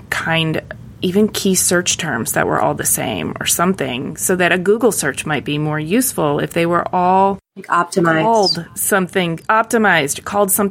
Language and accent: English; Michigan, United States; growing up in Michigan